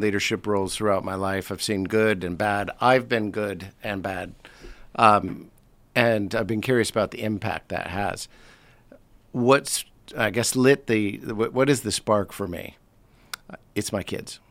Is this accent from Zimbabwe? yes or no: no; United States; moved away as an adult; now in London, United Kingdom; I was born in the States, uh, came over here about twenty-eight years ago for a one-year assignment